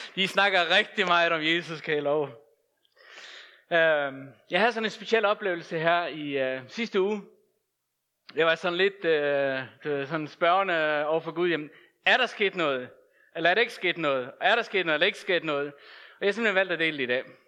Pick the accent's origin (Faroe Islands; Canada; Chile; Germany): Faroe Islands; moved away; Jeg er født og opvokset på Færøerne